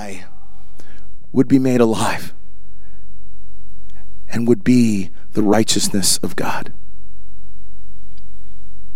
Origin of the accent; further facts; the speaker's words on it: Voorhees, New Jersey, United States; also born or lived in Canada; I actually was born in Canada, but went to high school in Voorhees